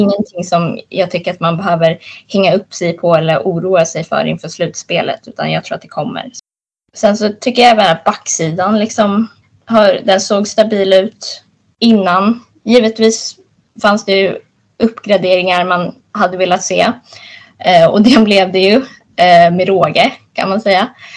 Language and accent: Swedish; Stockholm, Stockholm County, Sweden; jag är 23 år och uppväxt i Stockholm